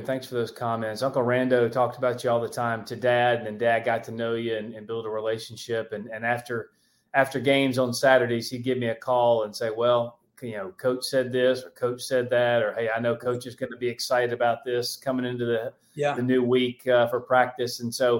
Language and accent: English; El Dorado, Arkansas, United States; also born or lived in Gastonia, North Carolina; I was born in Gastonia, North Carolina. They were together then, but I was a year old, we moved to El Dorado, Arkansas. It's a little small town, middle of nowhere. It's about 2 hours straight south of Little Rock, so 14 miles from the Louisiana border